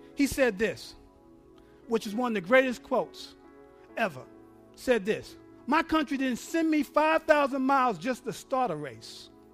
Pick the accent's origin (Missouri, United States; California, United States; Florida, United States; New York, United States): New York, United States; I'm from New York